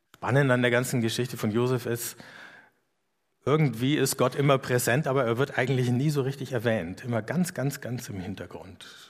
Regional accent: Erlangen, Bavaria, Germany; wo ich herkomme. Dann sage ich aus Erlangen

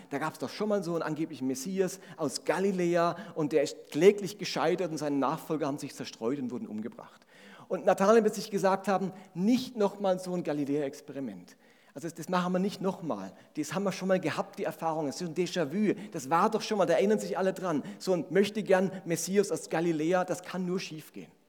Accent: Grenzach-Wyhlen, Baden-Württemberg, Germany; Bei uns in Grenzach-Wielen, wo ich herkomme, Grenzach-Wielen, Doppeldorf, da gab es immer noch alte Leute, die sind ihr Lebtag nicht nach Grenzach.

